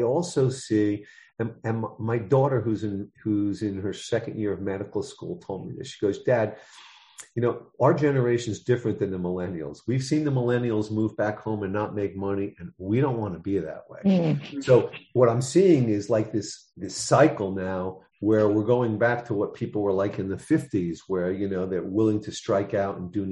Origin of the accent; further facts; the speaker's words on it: New York City, New York, United States; I'm from the Bronx, New York.